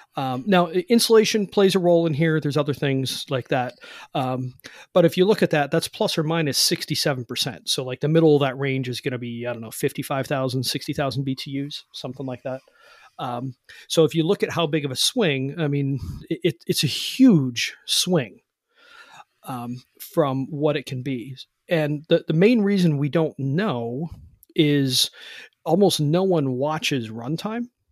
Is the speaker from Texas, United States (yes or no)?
no; Cleveland, Ohio, United States; now in West Virginia, United States; I've moved now. I live in West Virginia, but I'm from Cleveland